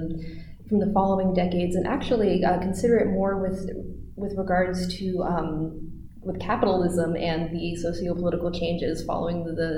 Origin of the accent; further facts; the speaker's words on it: United States; as an American woman.